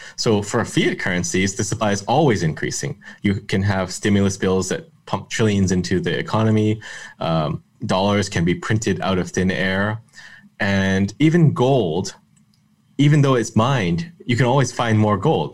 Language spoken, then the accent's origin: English; Canada; I'm Canadian